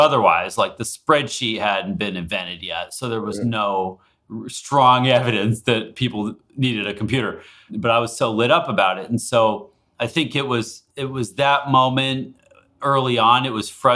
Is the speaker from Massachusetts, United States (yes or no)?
no; Alaska, United States; now in Seattle, United States; I grew up in Alaska